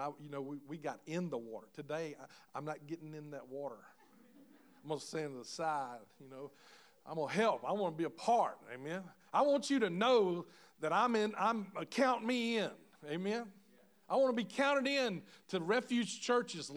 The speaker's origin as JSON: {"language": "English", "region": "Louisiana", "country": "United States", "tie": "born or raised there", "said": "My family was from Mississippi, but I grew up in Louisiana"}